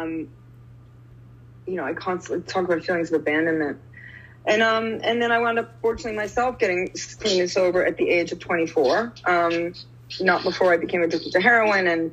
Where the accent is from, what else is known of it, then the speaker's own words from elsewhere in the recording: New York, United States; moved away as an adult; now in New Zealand; I live in New Zealand, but I'm from New York, and I'm in New York now.